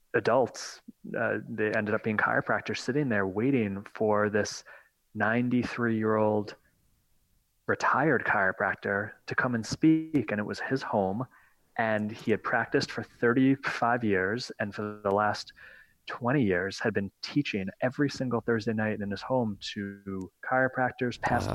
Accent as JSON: {"language": "English", "region": "just north of New York City", "country": "United States", "said": "I'm from New York, just north of New York City"}